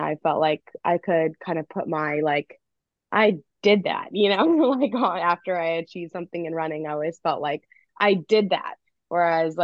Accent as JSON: {"language": "English", "region": "Missouri", "country": "United States", "tie": "born or raised there", "said": "growing up in Missouri"}